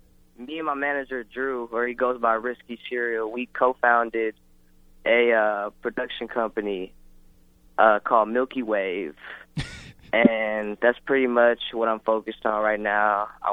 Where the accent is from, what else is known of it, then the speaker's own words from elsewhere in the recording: Philippines; I'm Filipino.